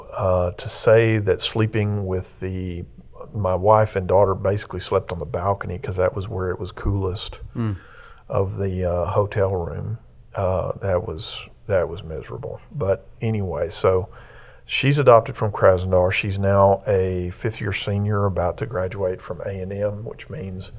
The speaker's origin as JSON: {"language": "English", "town": "Fort Worth", "region": "Texas", "country": "United States", "tie": "born or raised there", "said": "I was born in Fort Worth, but my roots go back to Graham"}